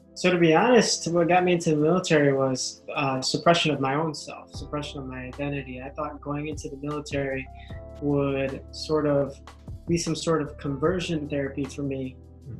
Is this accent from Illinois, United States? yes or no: yes; Chicago, Illinois, United States; first language English; I was born here in Chicago. My family, my mom and dad are from the Philippines, so I'm first generation American